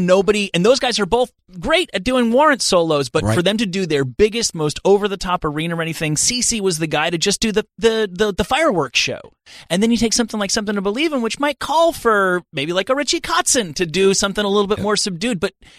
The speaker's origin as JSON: {"language": "English", "region": "New Jersey", "country": "United States", "said": "Yeah, I'm from New Jersey."}